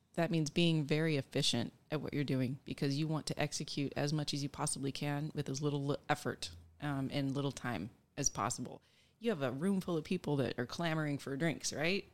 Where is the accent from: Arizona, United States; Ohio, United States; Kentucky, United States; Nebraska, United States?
Nebraska, United States; moved away; also born or lived in Colorado / Texas; I grew up in Nebraska